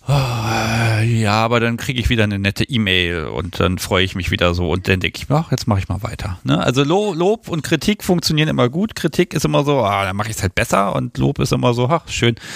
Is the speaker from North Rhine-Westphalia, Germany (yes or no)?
no; Hanover, Lower Saxony, Germany; meiner Heimatstadt